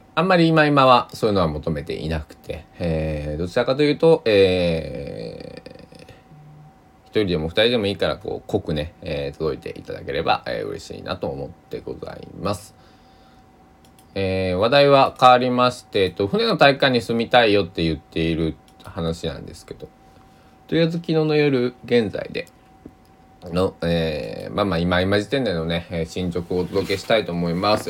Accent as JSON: {"language": "Japanese", "region": "Kochi", "country": "Japan", "tie": "born or raised there", "moved": "yes", "lives_now": "Takamatsu, Japan", "said": "地元高知だったり"}